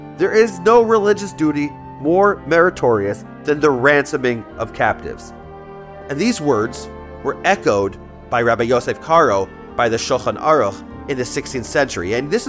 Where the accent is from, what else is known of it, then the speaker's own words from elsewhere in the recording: Baltimore, Maryland, United States; moved away; also born or lived in South Florida; because of what it means for us in Baltimore, Maryland, to make sure we were connected to our Jewish brothers in Israel.